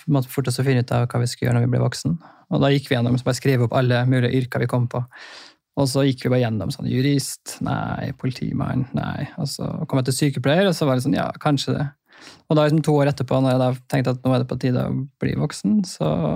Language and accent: Norwegian; Trondheim, Trøndelag, Norway; also born or lived in Bøler, Oslo; now in Oslo, Norway; Kommer fra Trondheim